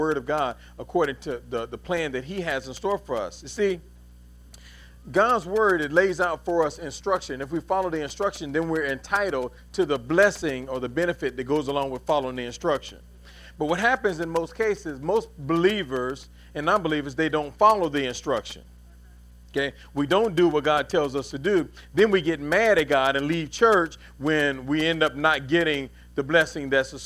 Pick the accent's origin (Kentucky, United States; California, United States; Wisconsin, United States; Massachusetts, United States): Kentucky, United States; Louisville; now in North Carolina, United States; We're both from Louisville, right? Well, I'm from Louisville.